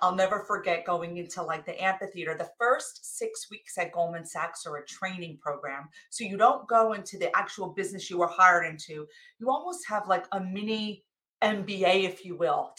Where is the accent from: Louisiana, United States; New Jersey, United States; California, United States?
New Jersey, United States; I came from New Jersey.